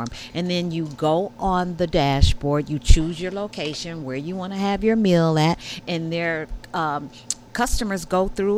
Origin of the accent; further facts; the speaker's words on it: Detroit, Michigan, United States; moved away as an adult; also born or lived in Southern California; I was born in Detroit. Grew up in the 60s, the Motown